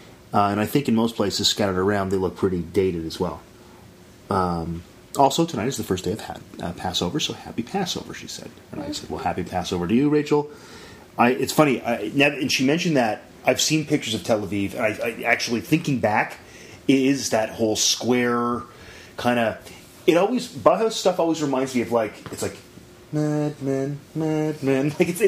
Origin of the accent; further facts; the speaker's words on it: London, United Kingdom; I'm from London.